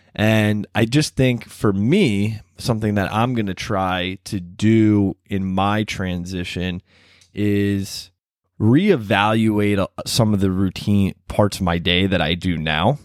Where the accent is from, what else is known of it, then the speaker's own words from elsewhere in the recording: Baltimore, Maryland, United States; moved away as an adult; also born or lived in College Park; now in Washington, D.C., United States; I grew up in Baltimore.